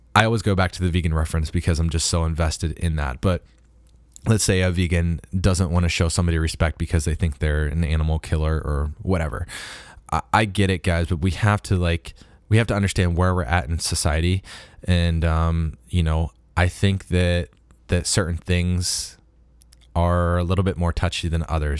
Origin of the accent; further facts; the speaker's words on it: Harrisburg, Pennsylvania, United States; moved away; back home in my hometown of, of Harrisburg, Pennsylvania